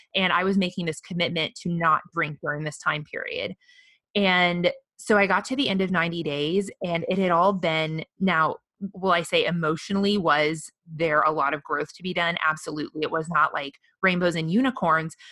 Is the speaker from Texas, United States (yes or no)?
no; the Midwest, mid Missouri, United States; now in Austin, United States; growing up in the Midwest